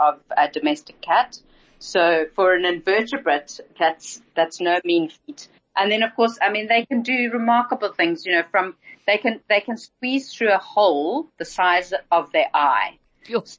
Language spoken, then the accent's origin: English; Zimbabwe; now in Cape Town, South Africa; I grew up in Zimbabwe